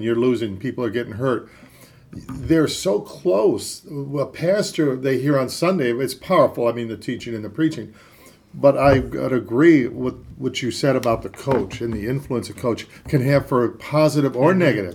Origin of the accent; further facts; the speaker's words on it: Cleveland, Ohio, United States; I'm from Cleveland, Ohio.